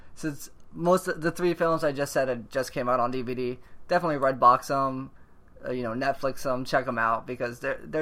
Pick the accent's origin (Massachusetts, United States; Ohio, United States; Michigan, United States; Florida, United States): Florida, United States; I'm from Florida.